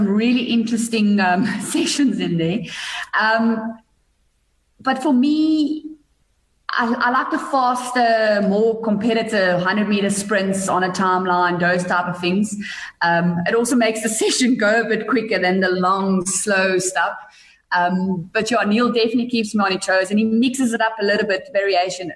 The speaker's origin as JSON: {"language": "English", "town": "Bethlehem", "region": "Free State", "country": "South Africa", "tie": "born or raised there", "also_born_or_lived": "Pretoria", "moved": "yes", "said": "where I grew up in Bethlehem"}